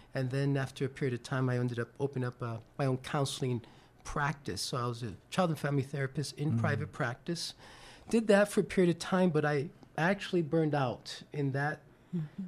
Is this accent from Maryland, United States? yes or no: no; New York, United States; I'm originally from New York